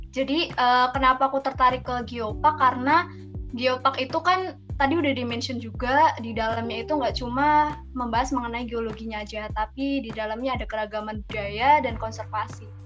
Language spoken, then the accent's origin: Indonesian; Kebumen, Central Java, Indonesia; aku asli orang Kebumen, dari Kebumen dan sekarang juga tinggalnya lagi di Kebumen.